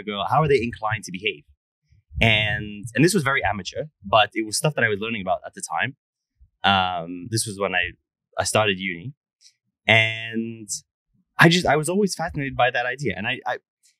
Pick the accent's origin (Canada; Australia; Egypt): Egypt; now in United States; I grew up in Egypt